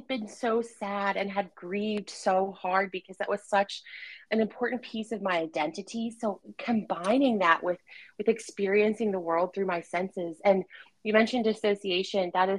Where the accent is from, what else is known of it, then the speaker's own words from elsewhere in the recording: Appalachia, United States; accent: Appalachian; And so I quickly taught myself how to speak without an Appalachian accent.